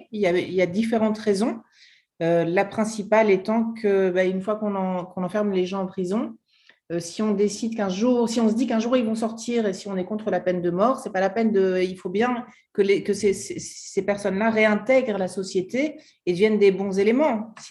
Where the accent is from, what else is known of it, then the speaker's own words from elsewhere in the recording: France; moved away as an adult; now in United States; en tant que Française, et nous, on est arrivé en France il y a quatre, aux États-Unis il y a quatre ans